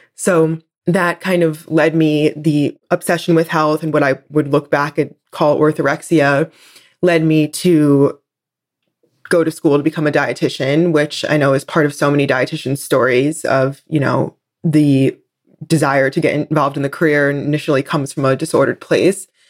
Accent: New Jersey, United States; I grew up in New Jersey on the East Coast

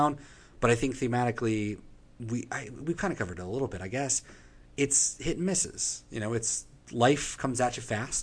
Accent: Manassas, Virginia, United States; I am from Washington, D.C. area, Virginia, Manassas, Virginia

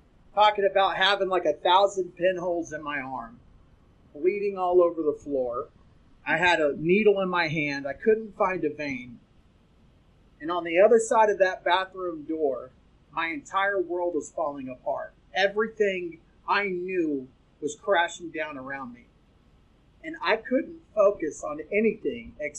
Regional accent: the South, United States; I'm from the South.

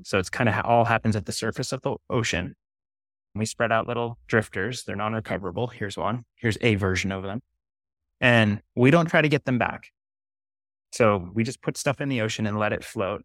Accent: Maine, United States; growing up in Maine

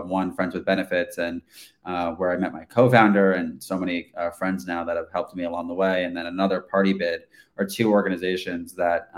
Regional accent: New York City, New York, United States; growing up in New York City

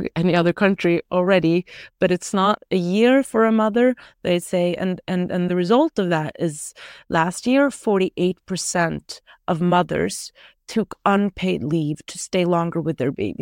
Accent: Norway; moved away as an adult; I moved from Norway when I was eighteen, lived there, uh, a little bit again, uh, in my twenties after I finished studying, and then I moved out again

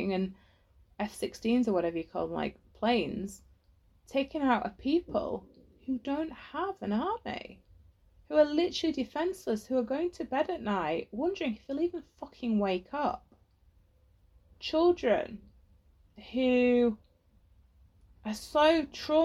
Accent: England, United Kingdom; you're growing up in England

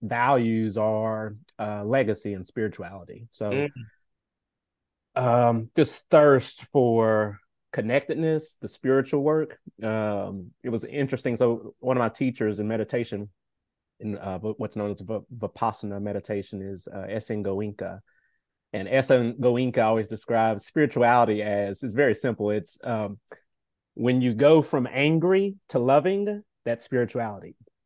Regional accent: Nashville, Tennessee, United States; born and raised in Nashville, Tennessee.

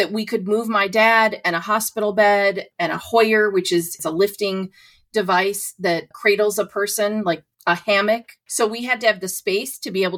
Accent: Ohio, United States; moved away; also born or lived in New York; I'm from Ohio.

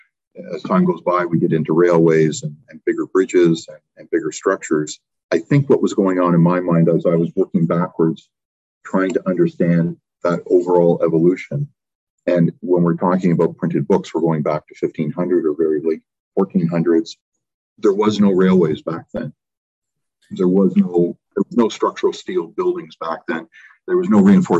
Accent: Canada; When you're Canadian, you tend to look outside all the time.

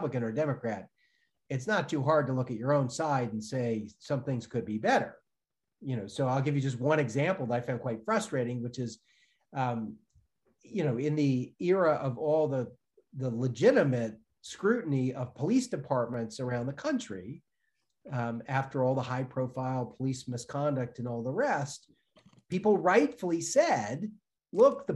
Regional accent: Chicago, Illinois, United States; moved away; I'm from Chicago originally.

